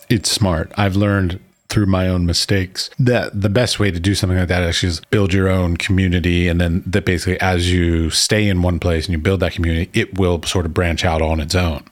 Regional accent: United States; moved away as an adult; also born or lived in Middle East; now in Prague, Czech Republic; I was raised and taught in the United States.

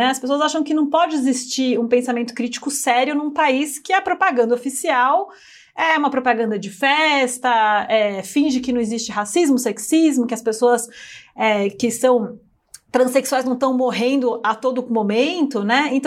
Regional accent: São Paulo, Brazil; Claro que eu sou de São Paulo. Eu tenho um super sotaque, né? Aquela coisa meio. Eu tenho tudo, nasa, tudo nasalado, né?

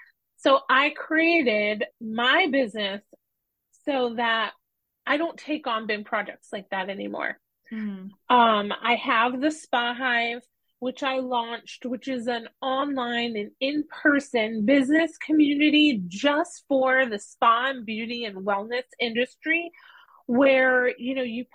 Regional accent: Norwich, Connecticut, United States; I moved back to my hometown of Norwich, Connecticut

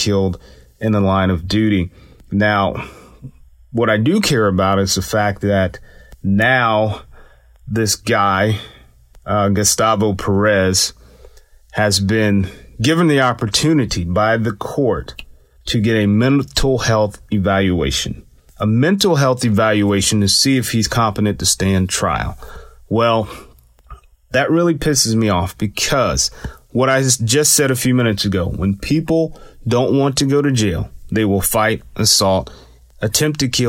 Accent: Atlanta, Georgia, United States; also born or lived in Germany; my hometown, Atlanta, Georgia

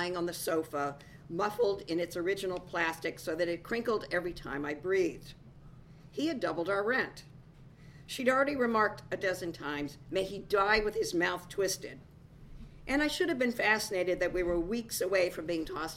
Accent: California, United States; I'm from California

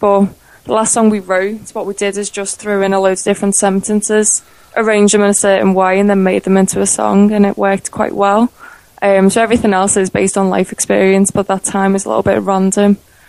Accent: Liverpool, North West England, United Kingdom; I'm from Liverpool

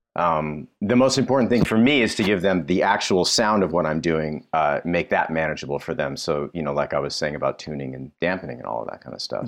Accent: Toronto, Ontario, Canada; moved away; I was born and raised in Toronto

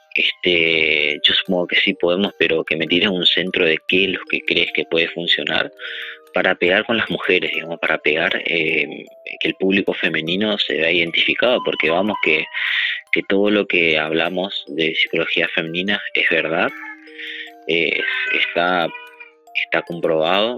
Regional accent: Argentina; soy de Argentina

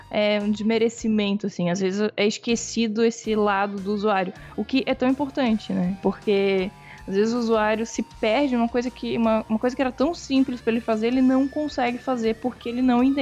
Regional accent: Florianópolis, Santa Catarina, Brazil; eu sou de Florianópolis.

